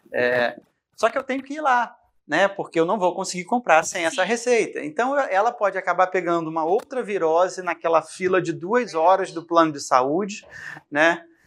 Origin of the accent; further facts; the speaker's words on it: Rio de Janeiro, Brazil; moved away as an adult; now in Goiânia, Brazil; Sou carioca